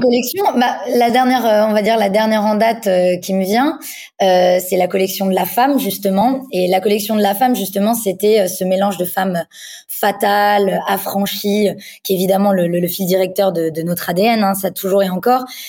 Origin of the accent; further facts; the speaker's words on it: Paris, Île-de-France, France; j'ai grandi donc à Paris. Je suis née à Paris